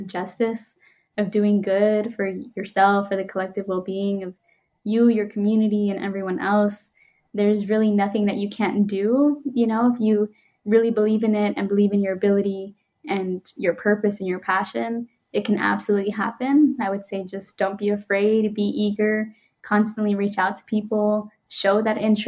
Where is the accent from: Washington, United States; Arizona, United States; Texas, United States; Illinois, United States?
Arizona, United States; Phoenix; I grew up in Arizona, in the west side of Phoenix